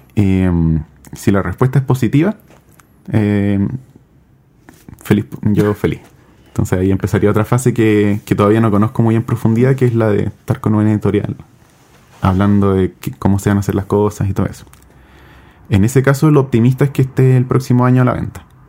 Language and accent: Spanish; Chile; De Chile